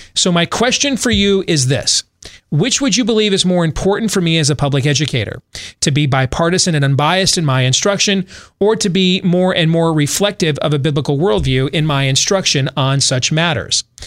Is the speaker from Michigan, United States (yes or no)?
yes; Grand Rapids, Michigan, United States; Growing up in West Michigan, going to the public schools in Grand Rapids